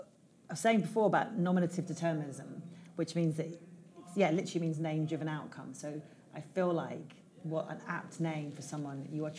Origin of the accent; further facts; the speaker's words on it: England, United Kingdom; I'm from England.